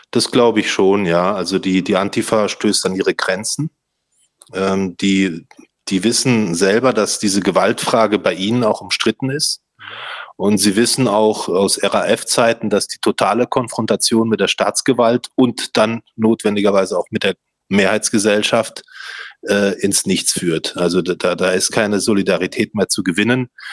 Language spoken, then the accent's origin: German; Stuttgart, Baden-Württemberg, Germany; bei uns in Stuttgart